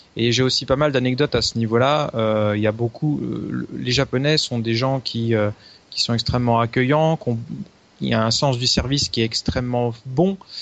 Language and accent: French; France; also born or lived in Japan; quand on est français, quand on dit qu'on est français